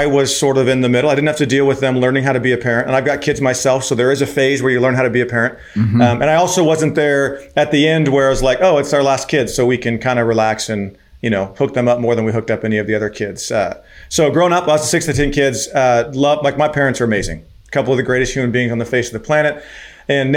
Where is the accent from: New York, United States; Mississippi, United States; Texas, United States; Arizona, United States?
Arizona, United States; also born or lived in Venezuela; born and raised in Arizona